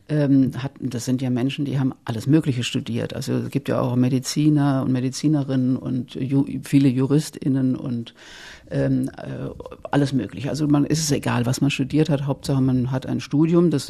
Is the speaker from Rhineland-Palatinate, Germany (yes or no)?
yes; Worms, Rhineland-Palatinate, Germany; Ich bin ja aus dem Westen, aus Worms, wie wir schon gesagt haben.